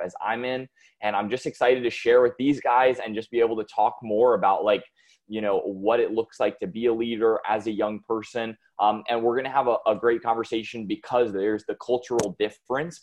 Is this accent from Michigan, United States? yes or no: no; North Carolina, United States; I am from the United States, here in North Carolina